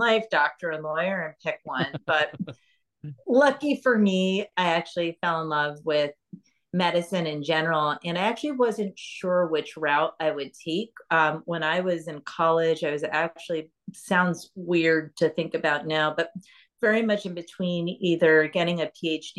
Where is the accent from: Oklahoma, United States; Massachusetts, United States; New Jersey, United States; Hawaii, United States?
New Jersey, United States; Cherry Hill; moved away as an adult; also born or lived in Philadelphia, Pennsylvania; I grew up actually in Cherry Hill, New Jersey. I was born in Philadelphia